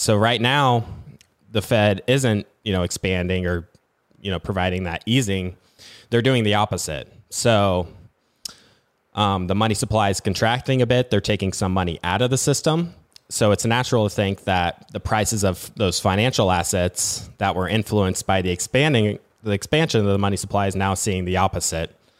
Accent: Nebraska, United States; I'm from Nebraska

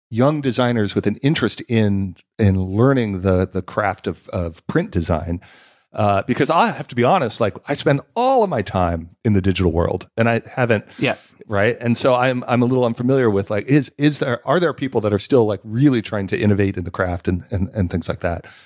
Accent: Los Angeles, California, United States; I grew up

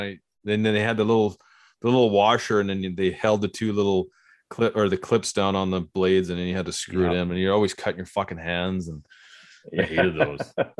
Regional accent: Canada; now in Kelowna, Canada; no, we're Canadian, man.

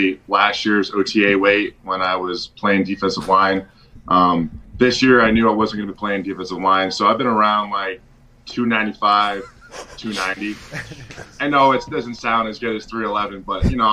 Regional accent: Spencer, Massachusetts, United States; moved away as an adult; also born or lived in Maine; I'm from Massachusetts, small town, Spencer. It's right next to Worcester, which is central Mass, about an hour from Boston

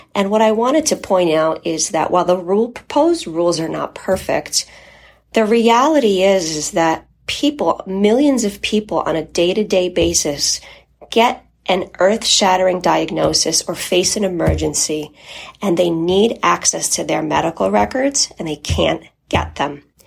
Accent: United States; first language Polish; English is a second language; My family is from Poland and immigrated to the United States. And while I was born here, I didn't speak English when I started school. So English is my second language.

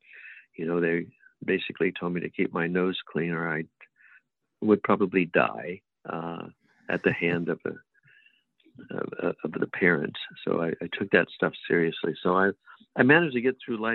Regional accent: Southern California, United States; also born or lived in Texas / South Gate, California / Grand Terrace, California; pretty much grew up in Southern California until I graduated high school.

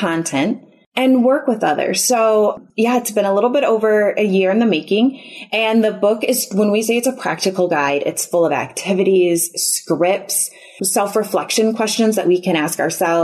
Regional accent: Chicago, Illinois, United States; moved away as an adult; now in Houston, United States; we're originally from the Chicago area

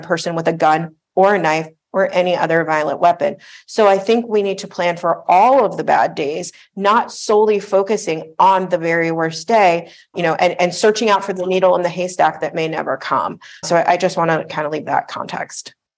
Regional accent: South Florida, United States; I grew up in South Florida

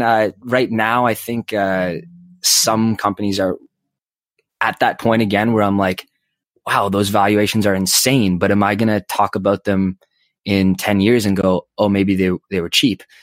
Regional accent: Calgary, Alberta, Canada; now in Toronto, Canada; I live in Toronto, so I have to cheer for the Leafs, but I was born in Calgary

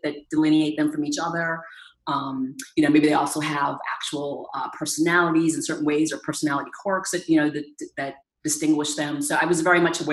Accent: Danvers, Massachusetts, United States; I grew up on the North Shore of Boston in a town called Danvers.

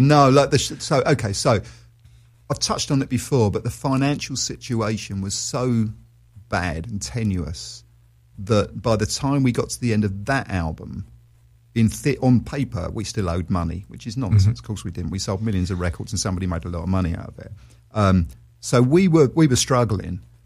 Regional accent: London, United Kingdom; moved away as an adult; also born or lived in Australia; I do love London. I'm a Londoner, always will be

